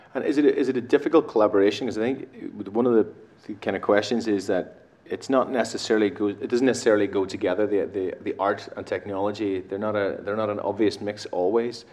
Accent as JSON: {"language": "English", "country": "Ireland", "said": "I'm from Ireland myself."}